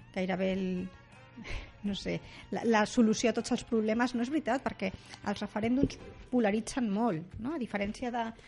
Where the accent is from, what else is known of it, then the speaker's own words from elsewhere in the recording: Rubí, Catalonia, Spain; jo sóc de Rubí